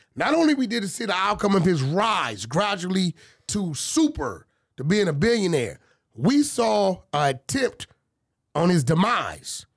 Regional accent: Baton Rouge, Louisiana, United States; I'm from Paul Rouge

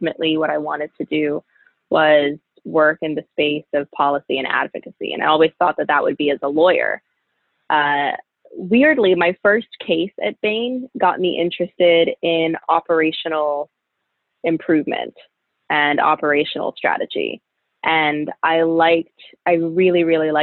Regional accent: Florida, United States; moved away; also born or lived in Pennsylvania; growing up in Florida, child of Jamaican immigrants who grew up in a really strong, close-knit Jamaican community.

